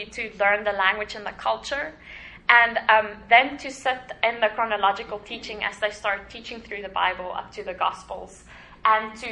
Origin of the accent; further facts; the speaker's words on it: South Africa; moved away as an adult; now in Papua New Guinea; South Africa, which is my home country